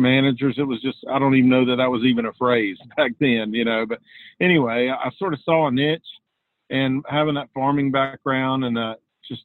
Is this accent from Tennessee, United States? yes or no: no; Charlotte, North Carolina, United States; also born or lived in Virginia Tech, Virginia; I grew up outside of Charlotte, North Carolina. That's where I live still, on a family farm.